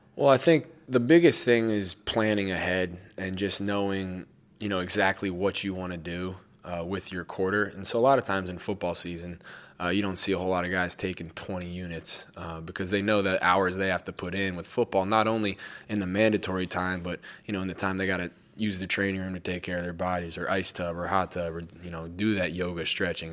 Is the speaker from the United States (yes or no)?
yes; Denver, Colorado, United States; growing up in Denver